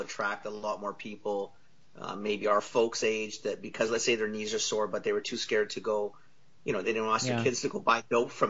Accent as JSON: {"language": "English", "town": "Trail", "region": "British Columbia", "country": "Canada", "tie": "born or raised there", "said": "I grew up in trail. Okay. I grew up in the Kootenays."}